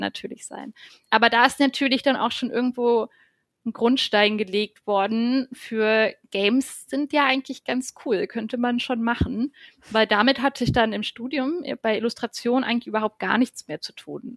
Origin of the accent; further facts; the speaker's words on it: Brandenburg, Germany; moved away as an adult; also born or lived in Hamburg; now in Berlin, Germany; ich komme vom Dorf aus Brandenburg